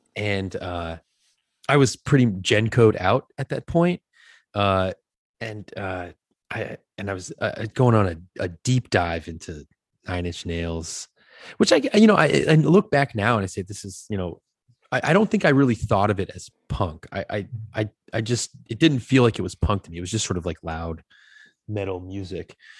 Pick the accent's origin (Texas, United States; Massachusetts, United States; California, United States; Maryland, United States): Massachusetts, United States; Acushnet; I grew up in this small town after my father retired, in a small town called Acushnet